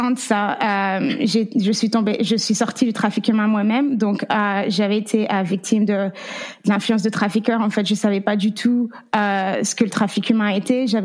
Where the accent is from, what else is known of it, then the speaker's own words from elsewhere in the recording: France; also born or lived in Las Vegas / California; now in Oklahoma, United States; je suis française. J'ai grandi en France. ça fait neuf ans que je suis aux États-Unis